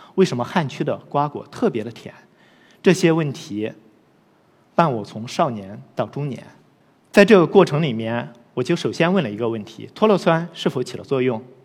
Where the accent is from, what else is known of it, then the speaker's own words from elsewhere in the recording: Loess Plateau, China; 我出生和成长在黄土高原